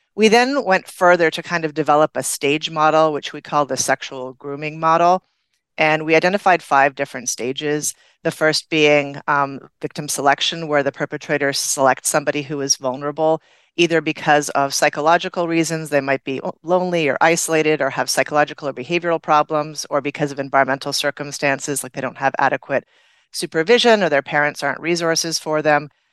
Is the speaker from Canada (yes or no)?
yes; Canada; moved away; I'm originally from Canada